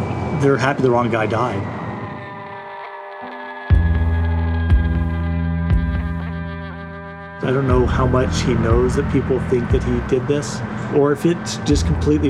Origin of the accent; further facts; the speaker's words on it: Mountain Brook, Alabama, United States; I grew up in Mountain Brook, Alabama, this kind of upper middle class suburb of Birmingham.